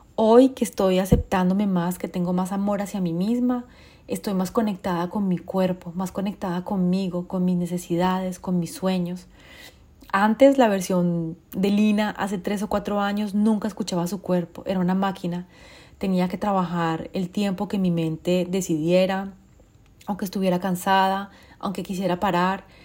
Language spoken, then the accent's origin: Spanish; Colombia; moved away; also born or lived in France; yo soy colombiana, viví en Francia durante 22 años